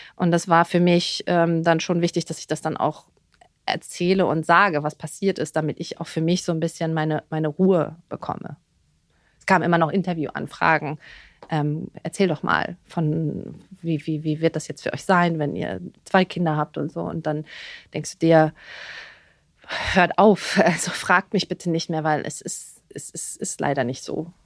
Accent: Dithmarschen, Schleswig-Holstein, Germany; moved away as an adult; also born or lived in Berlin; now in Dubai, United Arab Emirates; ich bin ja im Norden groß geworden, Dithmarschen, Schleswig-Holstein, da um die Ecke, direkt an der Nordsee, am Deich.

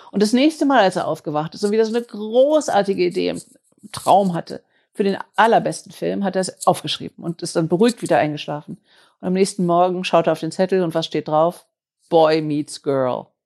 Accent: Germany; dass wir als Deutsche so gewöhnt sind, äh, Dinge machen zu wollen, die Qualität haben und die so quadratisch praktisch gut sind, so made in Germany ohne Fehler.

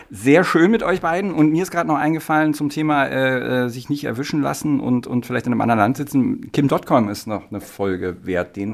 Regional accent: Potsdam, Brandenburg, Germany; das Potsdamer Landgericht, ich bin ja Potsdamer, das Potsdamer Landgericht

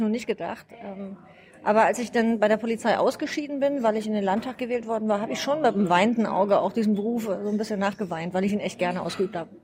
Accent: Rudolstadt, Thuringia, Germany; moved away as an adult; now in Flensburg, Germany; Ich bin gebürtige Thüringerin. Ich komme aus Rudolstadt

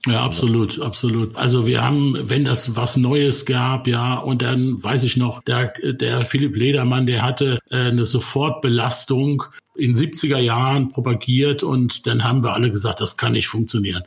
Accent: Ludwigshafen, Rhineland-Palatinate, Germany; ich bin ein einfacher Pfälzer Junge, der die ersten 24 Jahre seines Lebens in 250 Meter Entfernung der BASF groß geworden ist

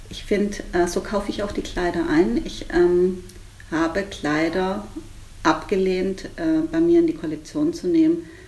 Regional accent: Spain; ich glaube, als Spanierin darf man also gepflegte Mantilla tragen. Das ist bei uns jetzt weniger verbreitet im Alltag

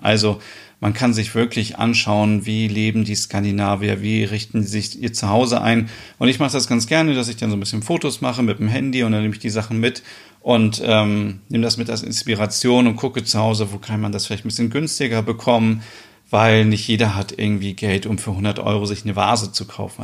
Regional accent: Germany; hier bei uns in Deutschland

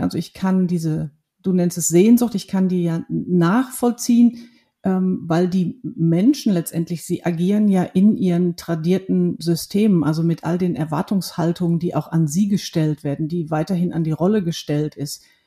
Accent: Ruhr area, North Rhine-Westphalia, Germany; ich bin ein Kind des Ruhrgebiets. Das sind meine Wurzeln.

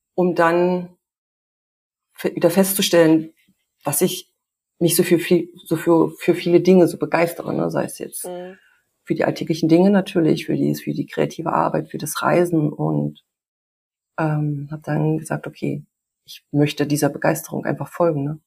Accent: Germany; moved away as an adult; also born or lived in Canada; hier in der Kleinstadt groß geworden

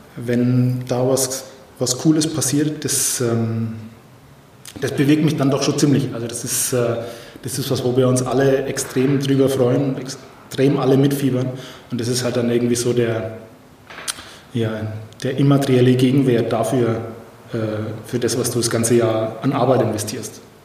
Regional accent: Franconian Switzerland, Bavaria, Germany; ich komme ja so aus der Ecke Fränkische Schweiz

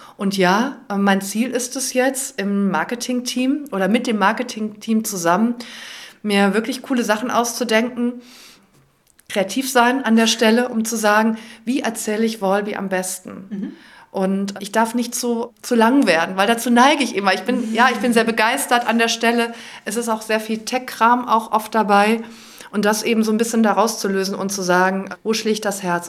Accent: Cologne, North Rhine-Westphalia, Germany; als Kölnerin

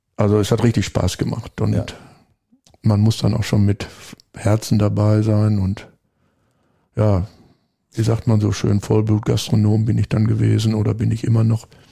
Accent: Lemgo, North Rhine-Westphalia, Germany; moved away as an adult; also born or lived in Switzerland / Black Forest; now in Bad Sassendorf, Germany; Wir kommen beide aus Lemgo, Lippe

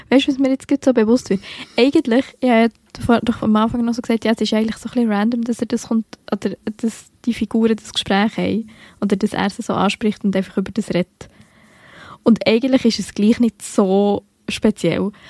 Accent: Bern, Switzerland; accent: Bernese German; dass ich mich schon mehr mit meinem Dialekt identifiziere, als ich das während ich normal in meinem Alltag in der Schweiz inne bin machen.

